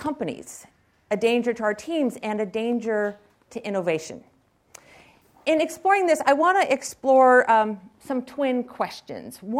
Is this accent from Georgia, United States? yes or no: no; Silicon Valley, California, United States; I was raised here in Silicon Valley